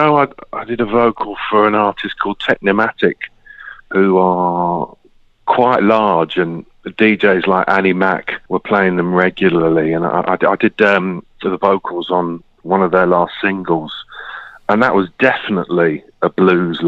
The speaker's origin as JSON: {"language": "English", "region": "London", "country": "United Kingdom", "moved": "as an adult", "lives_now": "Huddersfield, United Kingdom", "said": "I moved to Huddersfield to study, and I stayed. I'm originally from London Borough of Brent."}